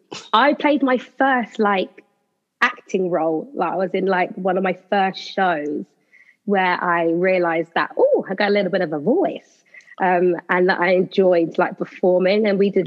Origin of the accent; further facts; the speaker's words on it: Slough, South East England, United Kingdom; I am from Slough in Berkshire.